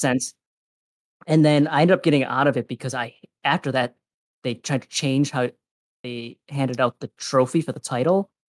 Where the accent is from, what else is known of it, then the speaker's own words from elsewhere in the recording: Wisconsin, United States; I'm from Wisconsin